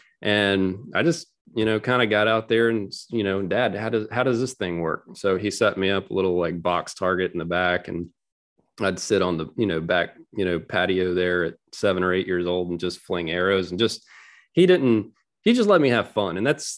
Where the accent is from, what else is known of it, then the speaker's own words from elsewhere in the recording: Florida, United States; Yeah, sure. So I grew up in Northwest Florida.